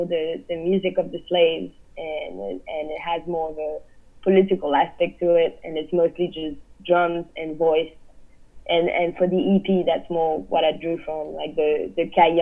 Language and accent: English; Réunion; born or raised there; now in New York, United States